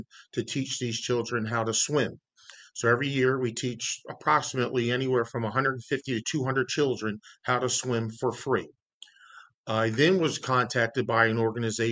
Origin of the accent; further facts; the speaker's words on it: Yeadon, Pennsylvania, United States; I grew up in Yadin, PA